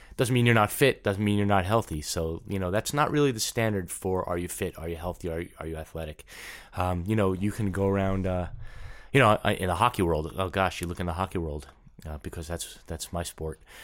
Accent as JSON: {"language": "English", "region": "New York", "country": "United States", "tie": "born or raised there", "also_born_or_lived": "Los Angeles / Saint Louis", "moved": "yes", "lives_now": "St. Louis, United States", "said": "I'm from New York, so I was raised there"}